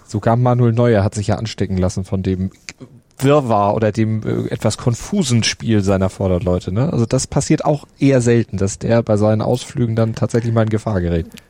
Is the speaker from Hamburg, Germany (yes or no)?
yes; Hamburg, Germany; als Hamburger